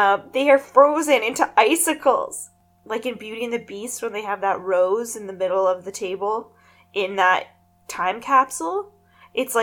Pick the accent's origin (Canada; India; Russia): Canada; we're Canadian